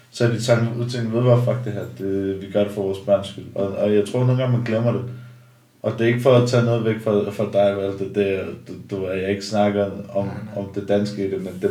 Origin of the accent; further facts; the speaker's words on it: Denmark; born there; når man nu er jeg i Danmark, jeg er født i Danmark